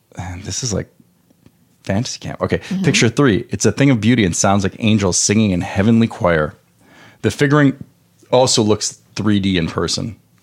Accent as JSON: {"language": "English", "country": "Canada", "moved": "yes", "lives_now": "United States", "said": "I'm Canadian"}